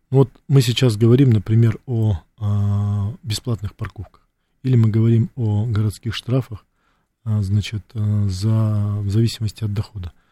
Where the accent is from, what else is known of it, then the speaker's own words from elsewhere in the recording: Russia; also born or lived in Soviet Union; Моя родина Советский Союз. Это раз. Вырос я на территории нашей большой, огромной России.